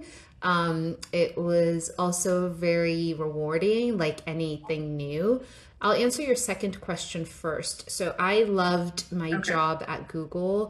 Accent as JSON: {"language": "English", "country": "Nigeria", "tie": "born or raised there", "said": "I was born in Nigeria and grew up there"}